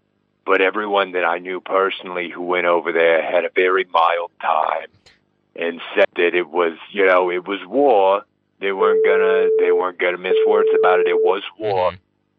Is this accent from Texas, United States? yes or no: no; Brooklyn, New York, United States; as I said, I grew up in Carroll Gardens. It was just a very straightforward neighborhood.